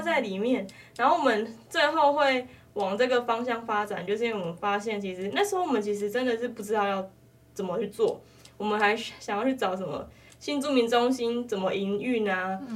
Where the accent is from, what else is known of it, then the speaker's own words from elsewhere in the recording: Taiwan; 因为在那段期间我们都没有回去啊，我们都在台湾